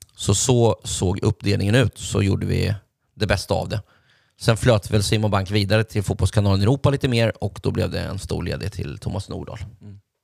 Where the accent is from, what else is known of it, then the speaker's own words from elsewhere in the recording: Linköping, Östergötland, Sweden; hemma i Linköping